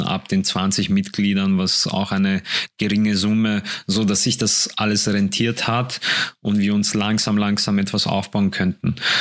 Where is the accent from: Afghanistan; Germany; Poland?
Poland; now in Vienna, Austria; ich komme aus Polen